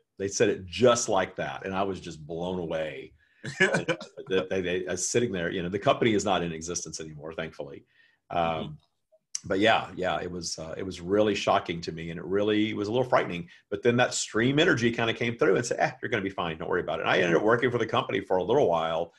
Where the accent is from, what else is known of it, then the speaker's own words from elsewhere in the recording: the South, United States; I live in the United States, and I grew up in the South, where it was not okay to be gay at all